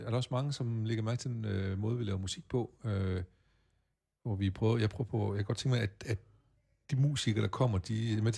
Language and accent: Danish; Åbyhøj, Central Denmark Region, Denmark; born there; Ja, jeg er født i Åbehøj, 4 km hjemme